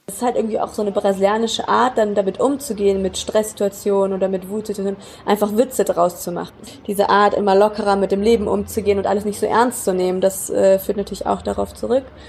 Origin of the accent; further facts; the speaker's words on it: Germany; now in Brazil; als Deutsche